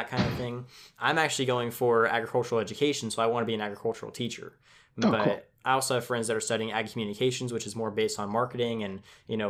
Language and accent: English; Tulare, California, United States; I'm from California